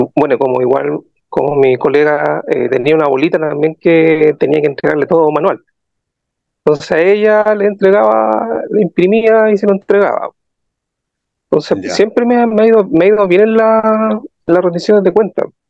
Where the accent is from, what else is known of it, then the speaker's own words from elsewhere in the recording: Rancagua, O'Higgins, Chile; soy de la sexta región, eh, Rancagua